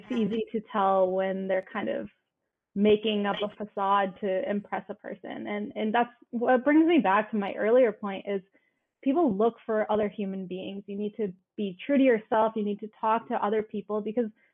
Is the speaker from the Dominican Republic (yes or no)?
no; Canada; I'm a first generation. I was born in Canada. My parents are from India